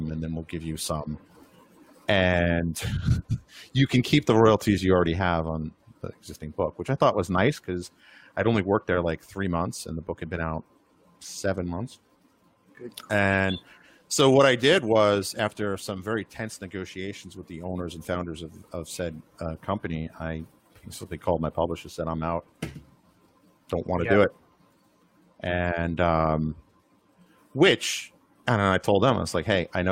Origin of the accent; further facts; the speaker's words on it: New York, United States; moved away; I'm from New York